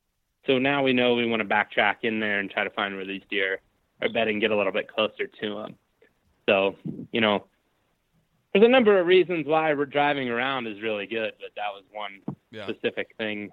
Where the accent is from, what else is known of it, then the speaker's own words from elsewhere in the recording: Ohio, United States; if I go to a new area in my home state of Ohio